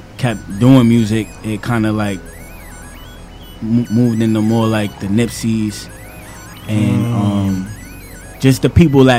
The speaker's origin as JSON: {"language": "English", "town": "New York City", "region": "New York", "country": "United States", "tie": "born or raised there", "said": "I'm from Queens, born and raised."}